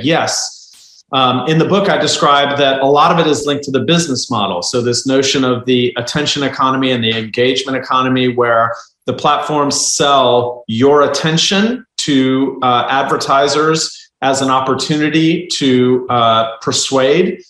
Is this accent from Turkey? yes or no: yes; Turkey; moved away; I'm from Turkey originally